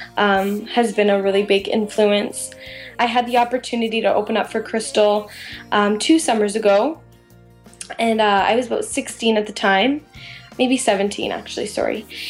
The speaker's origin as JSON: {"language": "English", "town": "London", "region": "Ontario", "country": "Canada", "said": "I'm from London, Ontario"}